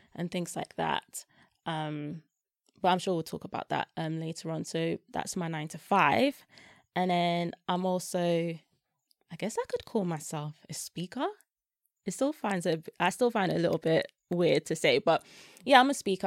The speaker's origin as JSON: {"language": "English", "region": "London", "country": "United Kingdom", "tie": "born or raised there", "also_born_or_lived": "Germany / Belgium", "said": "South East London"}